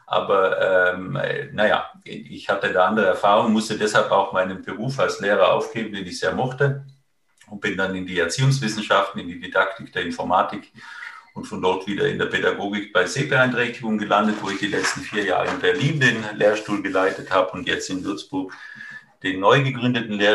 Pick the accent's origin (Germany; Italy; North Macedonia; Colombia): Italy; ich bin äh, ursprünglich aus Italien